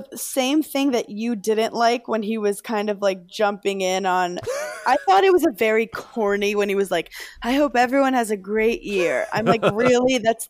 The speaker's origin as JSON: {"language": "English", "town": "New York City", "region": "New York", "country": "United States", "said": "I'm from Brooklyn, so I love it."}